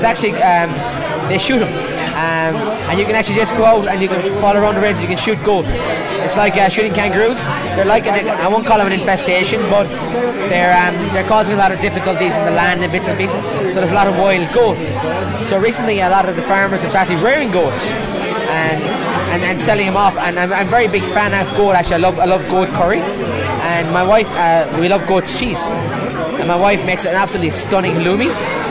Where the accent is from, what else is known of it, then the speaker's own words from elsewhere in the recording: Munster, Ireland; North Cork, at the Galtee Mountains.